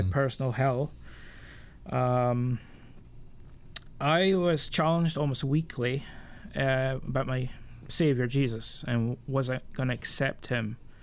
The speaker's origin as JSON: {"language": "English", "region": "Scotland", "country": "United Kingdom", "tie": "born or raised there", "said": "I'm Scottish by birth. Um, I'm forty-one years old, and I mean, come from a fishing village"}